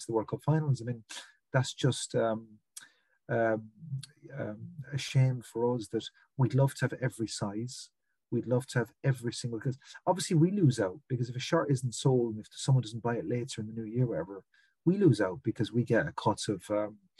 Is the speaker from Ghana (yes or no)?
no; Limerick, Munster, Ireland; I'm from Limerick in the west of Ireland